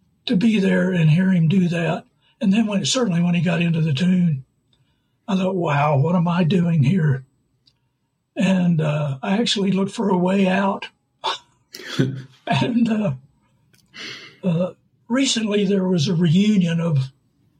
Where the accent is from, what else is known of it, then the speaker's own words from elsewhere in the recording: Norman, Oklahoma, United States; I'm from Norman, Oklahoma